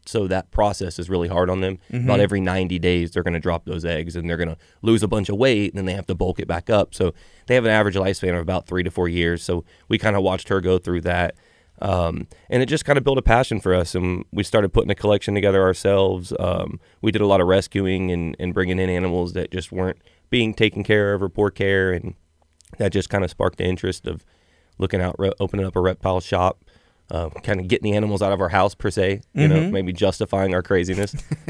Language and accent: English; Alvin, Texas, United States; So we're actually from Alvin.